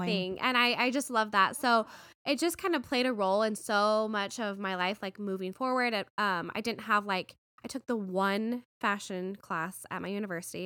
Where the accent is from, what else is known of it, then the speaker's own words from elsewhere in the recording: Las Vegas, Nevada, United States; moved away as an adult; also born or lived in New York / San Francisco; now in Arizona, United States; I grew up in Vegas